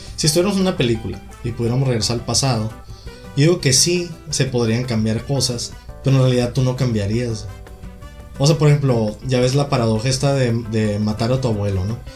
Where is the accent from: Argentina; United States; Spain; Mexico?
United States; soy de Estados Unidos